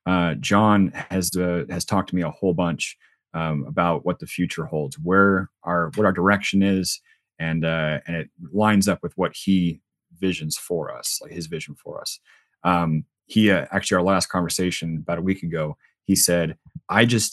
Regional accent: Spokane, Washington, United States; also born or lived in Virginia; I'm from Spokane originally, so I'm a Spokane boy, true to heart

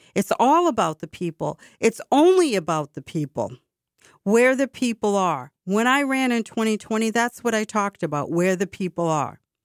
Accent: Boston, Massachusetts, United States; my hometown

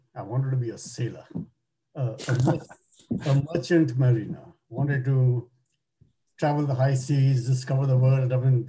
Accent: Kolkata, West Bengal, India; now in Toronto, Canada; In India, in Calcutta.

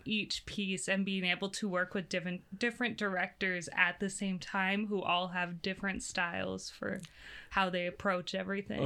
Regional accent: Brandon, South Dakota, United States; I grew up out in Brandon

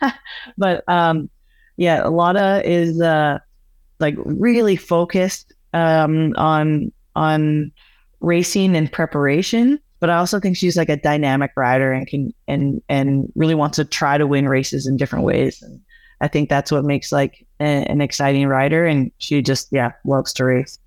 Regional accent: Alberta, Canada; where I grew up in Alberta, it's just, like, flat, prairie lands

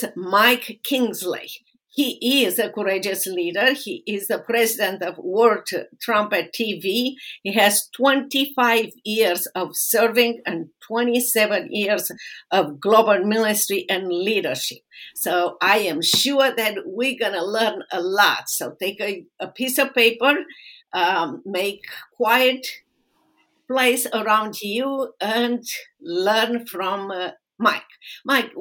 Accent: Romania; now in United States; I am originally from Romania

